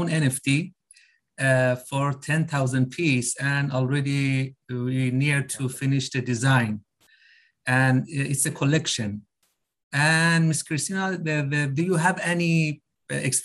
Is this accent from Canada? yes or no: no; Iran; now in Dubai, United Arab Emirates; I'm living in Dubai. I'm Iranian, but living in Dubai